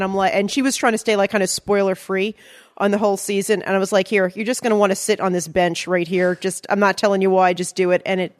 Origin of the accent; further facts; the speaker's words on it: Long Island, New York, United States; I mean, I'm from Long Island